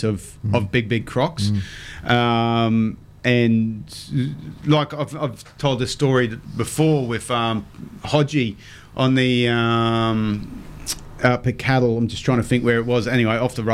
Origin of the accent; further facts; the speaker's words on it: Townsville, Queensland, Australia; I grew up in Mount Louisa. Spent the first half of my life there on the mum and dad's roof.